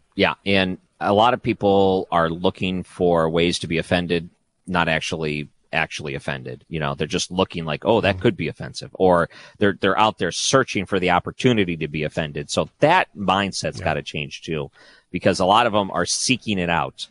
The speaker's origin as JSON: {"language": "English", "town": "Detroit", "region": "Michigan", "country": "United States", "tie": "born or raised there", "said": "when I grew up in Detroit, we had the CBC"}